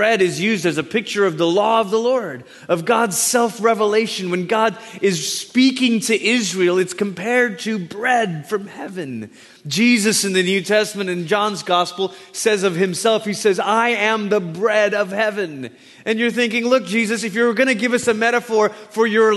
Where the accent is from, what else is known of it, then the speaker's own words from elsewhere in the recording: Malaysia; moved away; I was born in Malaysia, grew up there